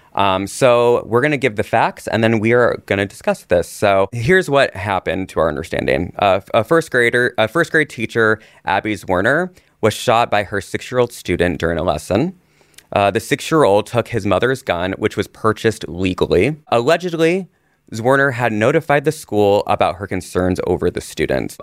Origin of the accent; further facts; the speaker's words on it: Indiana, United States; I grew up in Indiana